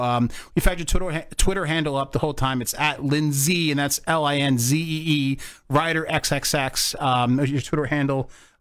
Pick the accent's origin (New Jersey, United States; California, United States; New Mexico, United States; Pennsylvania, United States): New Jersey, United States; growing up in Jersey.